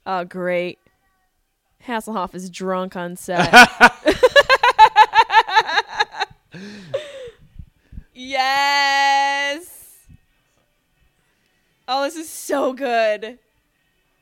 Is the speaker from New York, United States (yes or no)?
yes; Syracuse, New York, United States; I'm from Syracuse